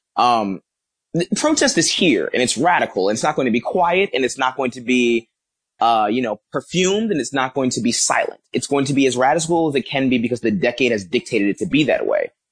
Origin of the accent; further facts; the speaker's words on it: Philadelphia, Pennsylvania, United States; I'm from Philadelphia, uh, North Philly.